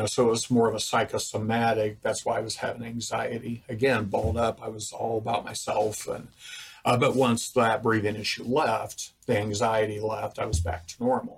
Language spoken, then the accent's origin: English; Greensburg, Indiana, United States; I grew up in Greensburg, Indiana, just an hour, you know, northwest, up the road.